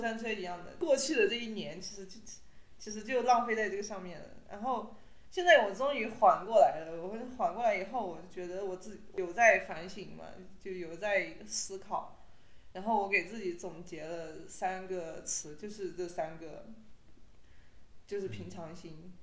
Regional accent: Yunnan, China; now in Dali, China; 我就是云南人嘛，就是在我们云南的土地上，我就觉得我还好，我没有觉得自己像是一个异乡人一样

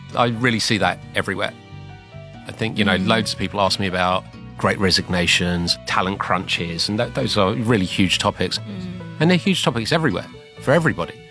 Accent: London, United Kingdom; moved away; I'm from London which is difficult to tell now because I've obviously developed this very heavy Shanghainese accent

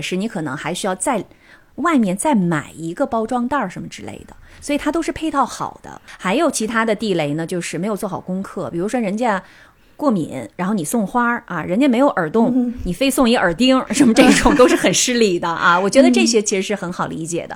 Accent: China; moved away as an adult; now in Tokyo, Japan; 我们中国人

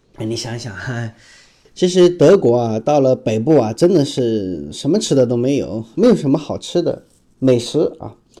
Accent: China; 我们中国人

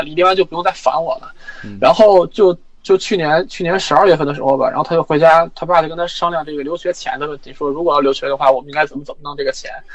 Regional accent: Inner Mongolia, China; moved away; 我从内蒙来的

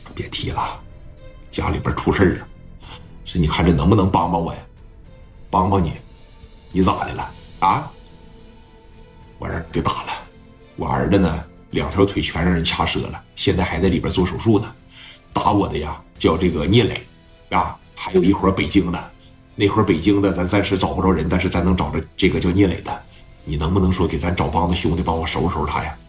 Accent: Hengshui, Hebei, China; 我们这河北，我们河北人啊，包括这个我们杭水这边

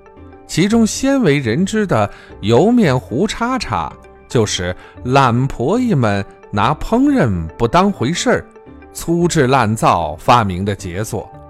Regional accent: Shanxi, China; 粗粮细作是我们山西人适应生存环境的产物

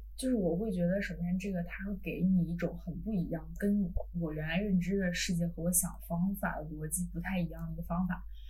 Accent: China; moved away; 我们中国人

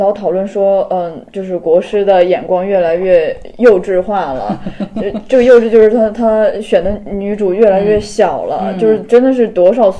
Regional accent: Yancheng, Henan, China; moved away; 当时的那个盐城之战也刚好就是我的家乡那边。

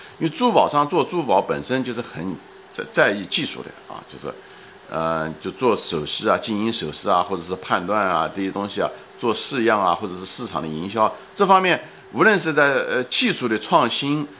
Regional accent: China; 所以这个就是为什么我们中国人在这世界上占了百分之二十的人口，

